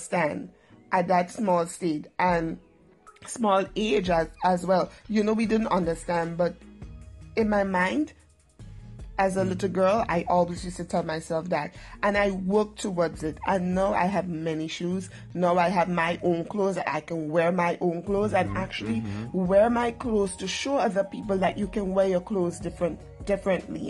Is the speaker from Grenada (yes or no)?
yes; Grenada; also born or lived in Trinidad and Tobago; I'm a Trinidadian by birth, but I'm now Grenadian